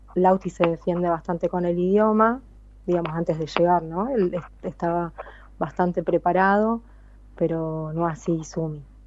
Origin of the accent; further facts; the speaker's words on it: Argentina; moved away as an adult; now in Moriya, Japan; yo soy muy argentina